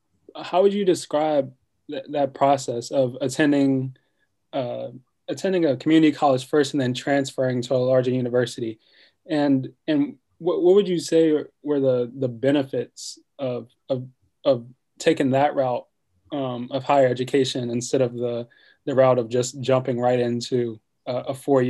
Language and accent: English; Northumberland County, Virginia, United States; I grew up in Northumberland County, and it's also a rural area just south of Westmoreland County.